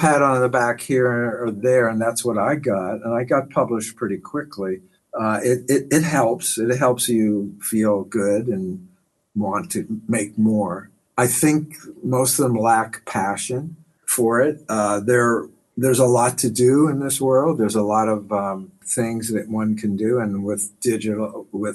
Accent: Pittsburgh, Pennsylvania, United States; now in New York City, United States; I moved here in 1965, I think. I'm a New Yorker now. I'm from Pittsburgh

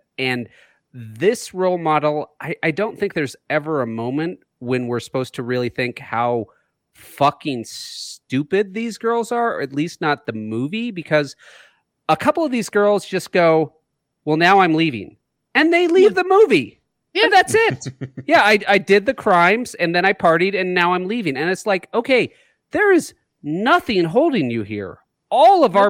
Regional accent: Oregon, United States; Living in Oregon

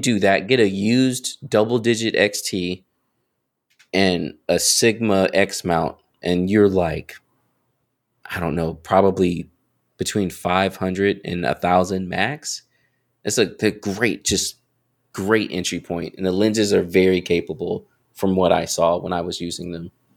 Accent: North Carolina, United States; also born or lived in Raleigh, North Carolina; I'm from North, like, born and raised

